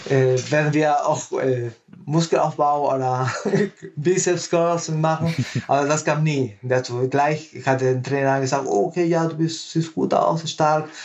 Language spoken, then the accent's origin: German; Peru; now in Germany; Also ich bin gebürtiger Peruaner. Ja. Und ich habe in Peru mit Gewichtheben so angefangen.